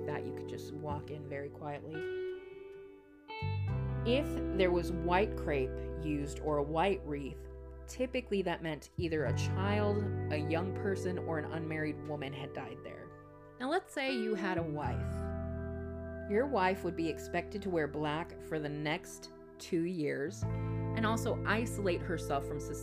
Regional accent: Texas, United States; as a Texan, as a person who has survived, barely, Texas summers

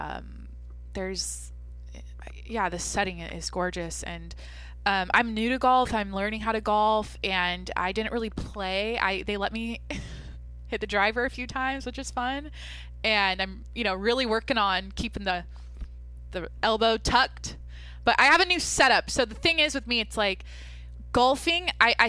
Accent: Mount Vernon, Washington, United States; moved away; my hometown, Mount Vernon, Washington. Like, this looks like where I'm from

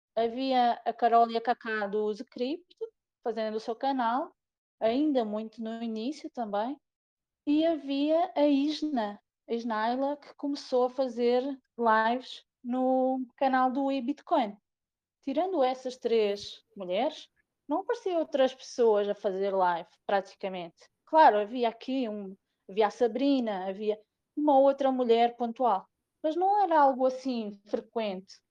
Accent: Portugal; moved away as an adult; also born or lived in Ceará, Brazil; eu sou da Terrinha, mas eu sou muito brasileira também, porque eu, uhum. em 2012, eu imigrei para o Brasil, tive quase cinco anos no Brasil

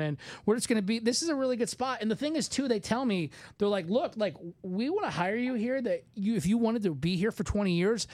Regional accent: Michigan, United States; moved away as an adult; also born or lived in Evansville / Indianapolis; I'm from Michigan

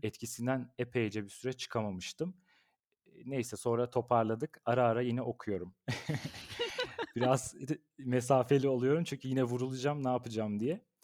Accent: Ankara, Turkey; Ben bin dokuz yüz doksan Ankara doğumluyum. Eee, bütün ömrüm Ankara'da geçti

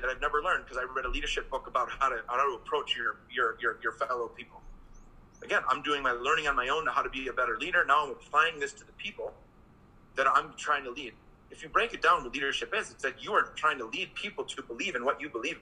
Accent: Green Bay, Wisconsin, United States; moved away as an adult; also born or lived in England; I'm a kid from Green Bay, Wisconsin

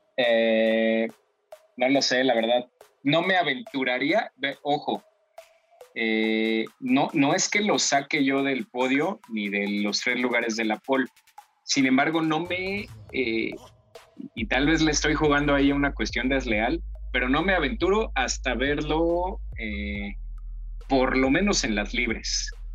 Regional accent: Mexico; a los mexicanos de ahorita

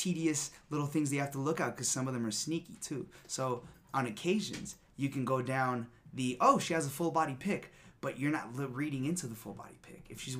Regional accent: Rhode Island, United States; also born or lived in Los Angeles; Well, I'm from Rhode Island, but when I lived

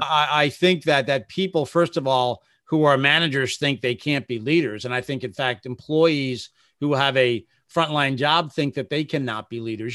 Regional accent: Bergen County, New Jersey, United States; I started off at my hometown newspaper in Bergen County, New Jersey

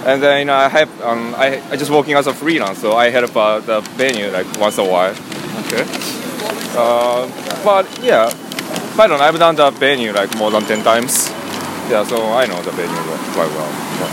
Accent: Tokyo, Japan; moved away as an adult; also born or lived in Toronto / New York; now in London, United Kingdom; I'm from Japan, Tokyo

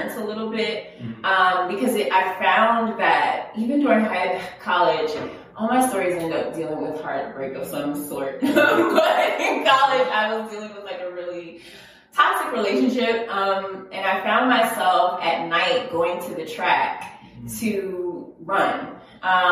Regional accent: Philadelphia, Pennsylvania, United States; moved away as an adult; now in Washington, D.C., United States; I'm from the great city of Philadelphia

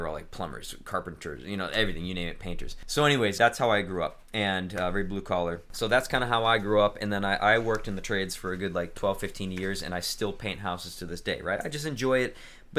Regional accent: New England, United States; I grew up in New England.

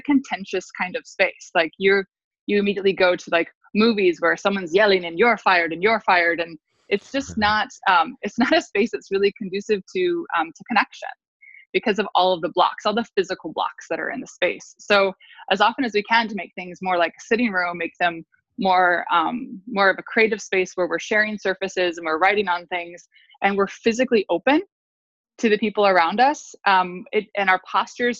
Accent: United States; also born or lived in Italy; growing up in the States

